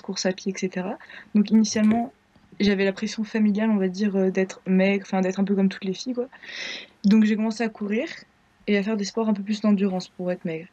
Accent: Grenoble, Auvergne-Rhône-Alpes, France; Je viens de Grenoble.

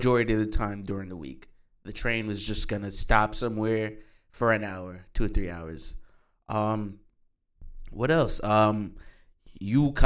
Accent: Jamaica; moved away; also born or lived in New York / Bronx, New York; we're from Jamaica. We're born and raised from Jamaica. But when we left Jamaica, the very first place we went to was New York

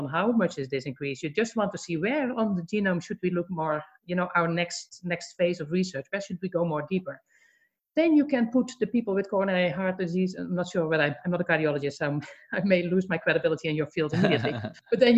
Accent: Netherlands; now in Atlanta, United States; I'm from the Netherlands

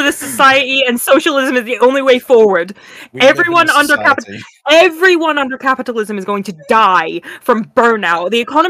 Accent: Scotland, United Kingdom; I'm Scottish.

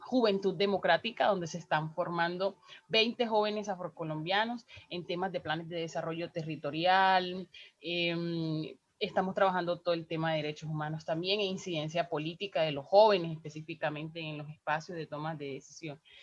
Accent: Riohacha, La Guajira, Colombia; soy una mujer afro guajira, nací en Hacha y vivo en Riohacha

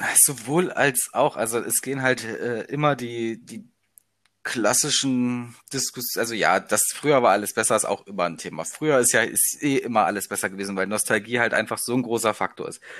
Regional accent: Leipzig area, Saxony, Germany; also born or lived in Halberstadt; Leipziger Raum, bin Ossi

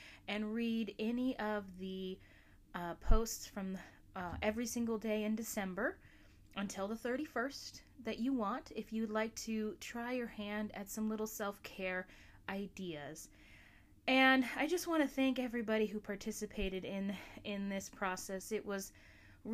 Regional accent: Alaska, United States; my home state of Alaska

